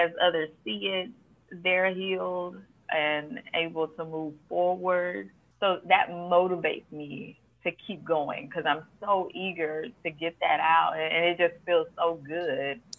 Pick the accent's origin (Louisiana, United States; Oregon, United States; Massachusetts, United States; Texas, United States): Texas, United States; Houston; I'm born and raised in Houston